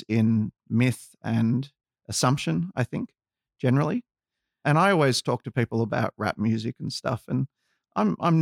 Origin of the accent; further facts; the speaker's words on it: Australia; Growing up in Australia, I was a little bit lucky because I was exposed to a lot of cultures